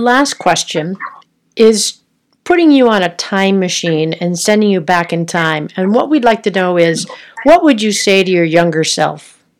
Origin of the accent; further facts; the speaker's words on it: Minnesota, United States; I'm from Minnesota, spent some time in Boundary Waters, love Duluth.